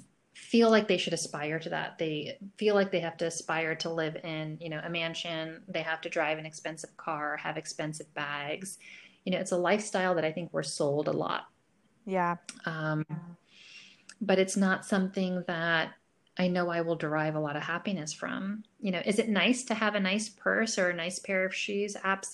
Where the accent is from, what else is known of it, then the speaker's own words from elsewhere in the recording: New York, United States; also born or lived in Boston; So I grew up in the north. I grew up in a big city, I grew up in New York. I was most recently in Boston.